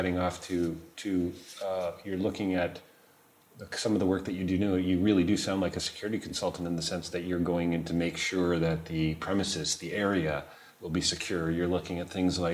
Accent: Canada; I'm a Canadian over here

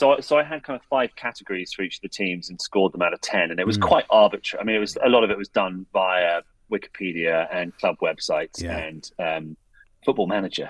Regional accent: England, United Kingdom; every now and then I'm very English where I catch myself being like, it's not really mine.

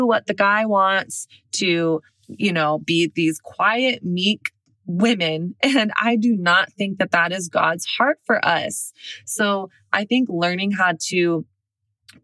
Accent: the South, United States; moved away; also born or lived in Brooklyn; I'm from the South.

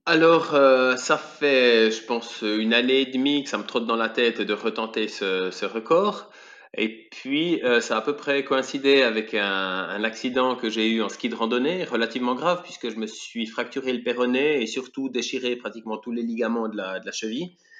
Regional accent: Switzerland; je suis suisse, j'ai 41 ans

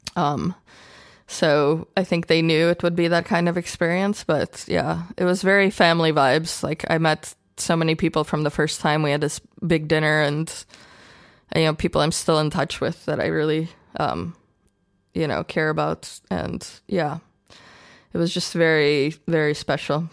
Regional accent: Chicago, Illinois, United States; born or raised there; English is a second language; moved away as an adult; also born or lived in Ukraine / Austria; now in Berlin, Germany

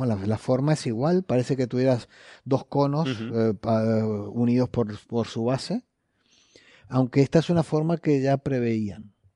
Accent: Uruguay; moved away; Como decimos en Uruguay

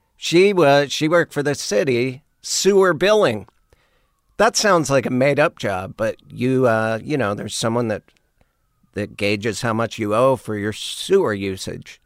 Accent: Missoula, Montana, United States; moved away as an adult; also born or lived in Monterey / Austin; growing up in Montana

